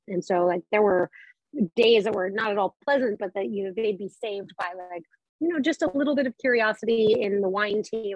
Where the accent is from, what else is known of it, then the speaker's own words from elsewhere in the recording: Colorado, United States; moved away; I grew up in Colorado